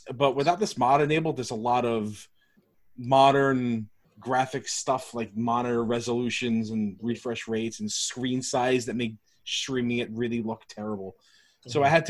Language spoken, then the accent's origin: English; New York, United States; As a New Yorker.